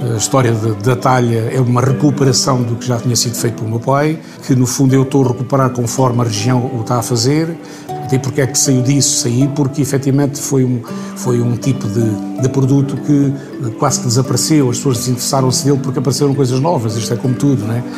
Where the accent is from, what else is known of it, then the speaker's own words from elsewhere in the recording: Vidigueira, Alentejo, Portugal; eu nasci na Herdade Grande